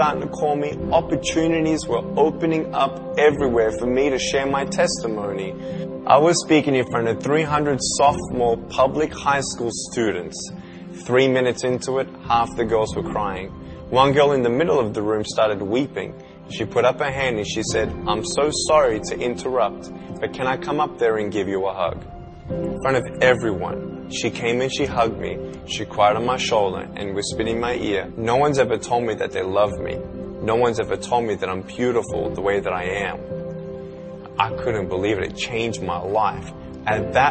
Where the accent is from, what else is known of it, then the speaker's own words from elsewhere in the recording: Melbourne, Victoria, Australia; I was born in Melbourne, Australia, 1982